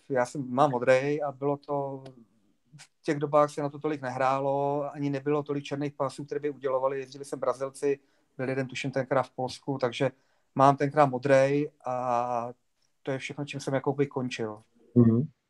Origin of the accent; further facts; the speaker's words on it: Bohemia, Czechia; tady u nás v Čechách